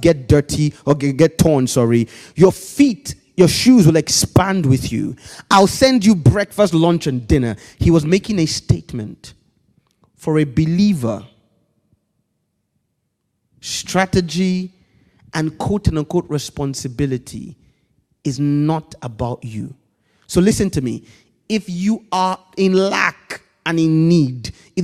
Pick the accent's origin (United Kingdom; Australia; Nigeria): Nigeria; Growing up in Nigeria, we weren't that wealthy, so we lived in a block of flats